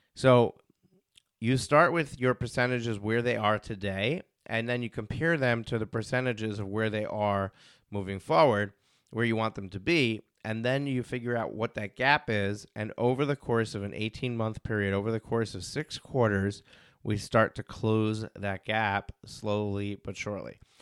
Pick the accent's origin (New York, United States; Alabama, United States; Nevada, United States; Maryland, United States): New York, United States; I'm from New York